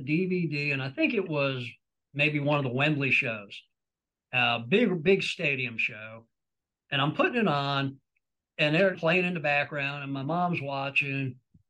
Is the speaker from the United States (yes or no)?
yes; New York, United States; Into the Fire has always had a special meaning for me growing up in New York.